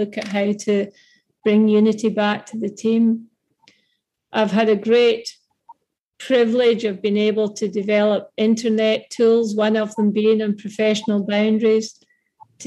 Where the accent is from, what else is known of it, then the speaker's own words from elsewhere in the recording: Mull of Kintyre, west coast of Scotland, United Kingdom; moved away as an adult; also born or lived in Glasgow, Scotland / Perth, Australia; now in Queensland, Australia; I'm from Scotland. Some of the listeners may already have picked that up, from the west coast of Scotland